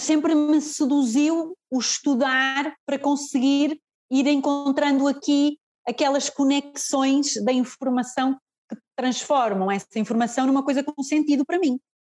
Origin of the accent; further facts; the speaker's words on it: Fafe, Braga, Portugal; eu sou de FAF, eu sou de FAF, Uh, mas o espaço é em Guimarães